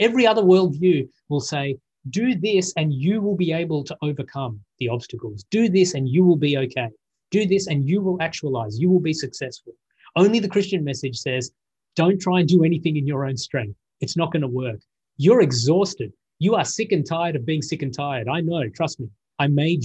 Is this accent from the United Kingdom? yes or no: no; Australia; I'm an Australian.